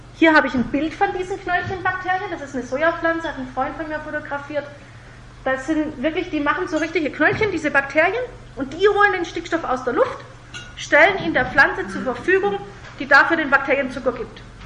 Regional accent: Germany; bei uns in Deutschland und in Europa

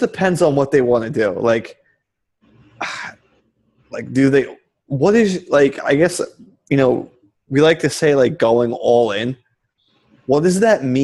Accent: New York, United States; I'm a New Yorker.

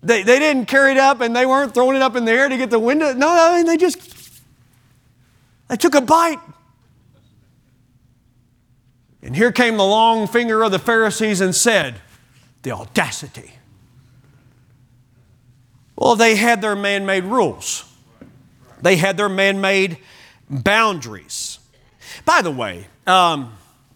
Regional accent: Kentucky, United States; when I grew up in Kentucky

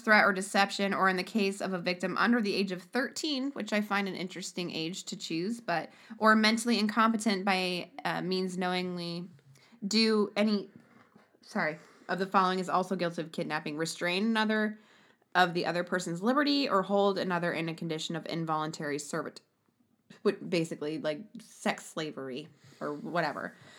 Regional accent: Ohio, United States; now in Arkansas, United States; I'm from Ohio, and we live in this sh-, uh, we live in Arkansas

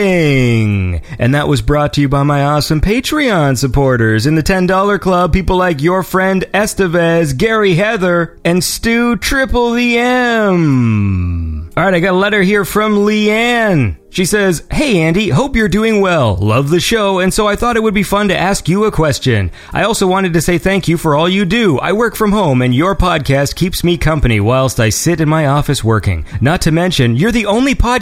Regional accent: hometown in Ontario, Canada; now in Toronto, Canada; that smoke reached me in my hometown

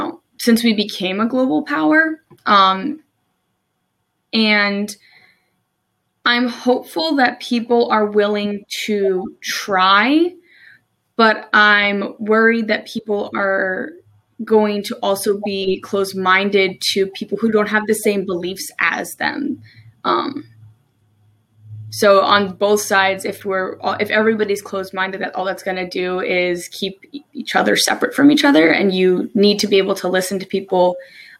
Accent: New Jersey, United States; moved away as an adult; also born or lived in Maryland; now in Salisbury, Maryland, United States

